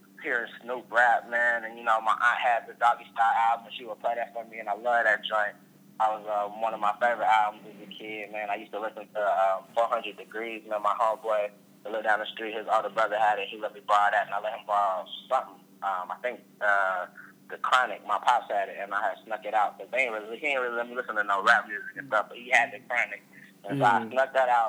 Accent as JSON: {"language": "English", "town": "Fort Worth", "region": "Texas", "country": "United States", "also_born_or_lived": "Pittsburgh, Pennsylvania", "moved": "yes", "lives_now": "Los Angeles, United States", "said": "I'm originally from Fort Worth, Texas, man. We call that Funky Town"}